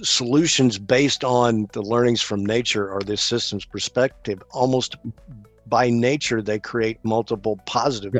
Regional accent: American South, United States; as an American Southerner, I like hmm. my collards

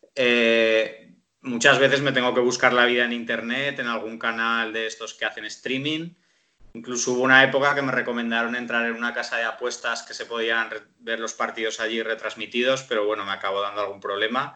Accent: Zaragoza, Aragon, Spain; yo soy de Zaragoza

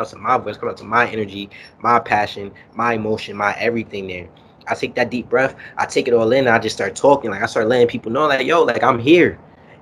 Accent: New York City, New York, United States; also born or lived in Harlem, New York; I grew up in Kingsbridge on Cedric Avenue, so that's where hip-hop was founded

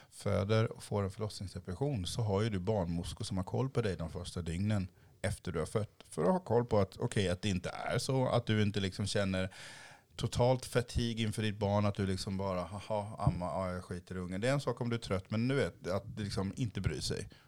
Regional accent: Haiti; now in Sweden; Jag har en enorm stolthet i att jag var från Haiti eh, och ser ut som jag gör nu.

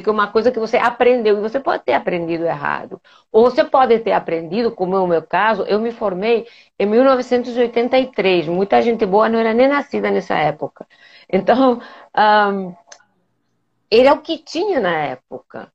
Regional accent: Spain; Portuguese is a second language; moved away as an adult; now in Rio de Janeiro, Brazil; eu sou espanhola, eu, eu vim para o Brasil em 1988

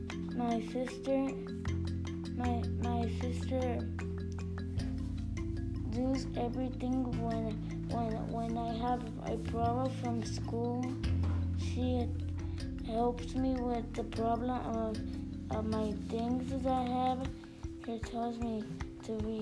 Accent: Lumberton, United States; I born in Lumberton

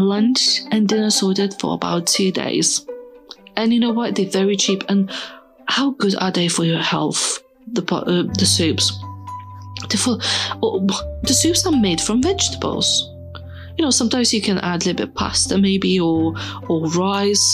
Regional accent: Lithuania; I'm from Lithuania. You know, when I was growing up, we're fairly poor

